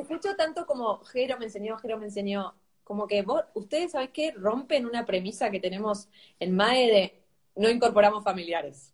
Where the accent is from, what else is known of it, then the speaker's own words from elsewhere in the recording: Argentina; somos tres argentinos.